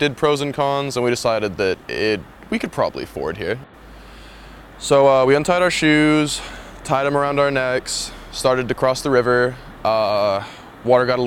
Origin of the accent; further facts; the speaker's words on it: Shafter, California, United States; I'm from Shafter, California